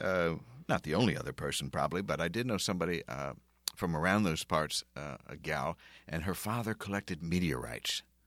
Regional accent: Philadelphia, Pennsylvania, United States; moved away; I came from Philadelphia

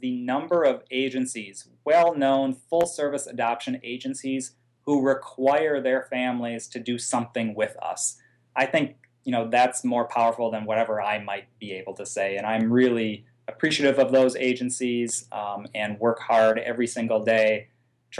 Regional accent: Midwest, United States; I'm a Midwesterner at heart.

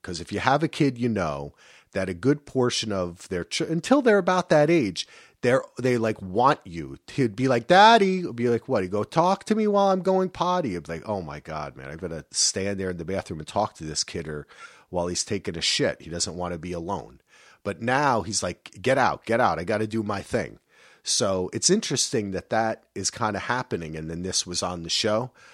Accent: New Jersey, United States; I'm from New Jersey

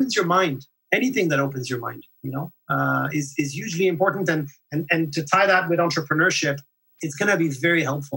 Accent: France; first language French; English is a second language; also born or lived in Netherlands / Calgary, Canada / Vancouver, Canada; now in Montreal, Canada; while I was growing up in France, a country with a very strong identity

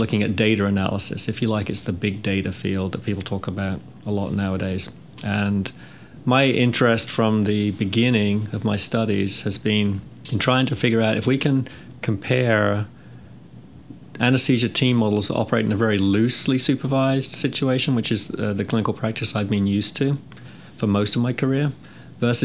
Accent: England, United Kingdom; moved away as an adult; also born or lived in California; now in North Carolina, United States; I'm from England, and I graduated from nursing school in the UK back in 86. Came to the US soon after

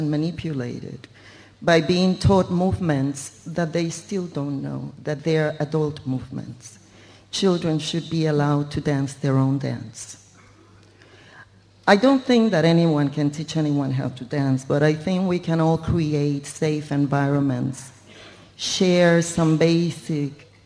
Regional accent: Puerto Rico; I was born in Puerto Rico, in a culture where dance is

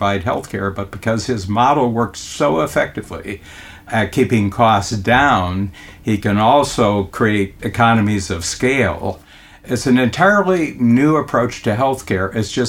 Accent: United States; now in Toronto, Canada; I'm an American who moved to Toronto

